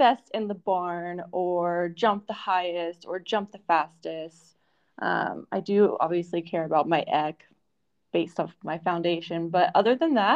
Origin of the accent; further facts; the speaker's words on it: Florida, United States; also born or lived in New York; now in Italy; I am originally from Florida, and I moved to New York